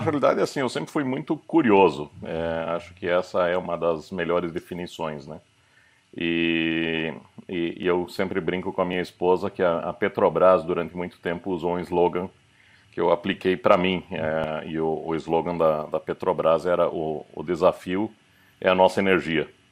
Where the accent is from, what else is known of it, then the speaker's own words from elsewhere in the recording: Curitiba, Paraná, Brazil; now in Germany; meus, meu pai nascido em Curitiba, minha mãe veio do Paraguai para o Brasil. É, mas sou, sou um daqueles curitibanos orgulhosos da cidade, assim, bem bairrista. Fala vina, fala leite quente